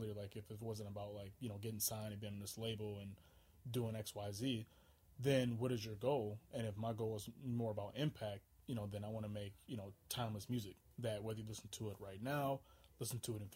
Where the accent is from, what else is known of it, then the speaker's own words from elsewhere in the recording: St. Paul, Minnesota, United States; I'm from St. Paul, Minnesota, but a lot of my family on my father's side is from Alabama